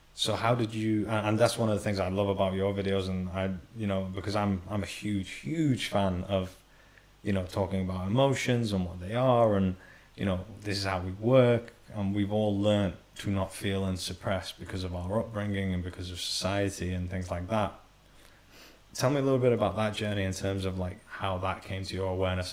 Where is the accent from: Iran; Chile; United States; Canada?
Iran; Middle Eastern background, so I was born in Iran